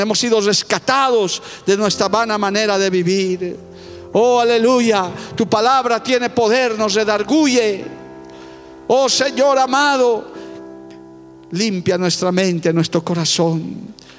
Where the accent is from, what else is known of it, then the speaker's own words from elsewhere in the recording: Bolivia; mi país está mal. Nuestro país